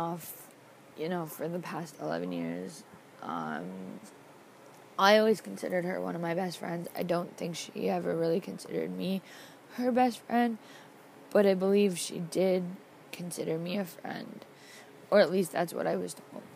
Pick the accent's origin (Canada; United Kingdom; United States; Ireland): Canada; Toronto, Ontario; I am from Toronto, Ontario, Canada.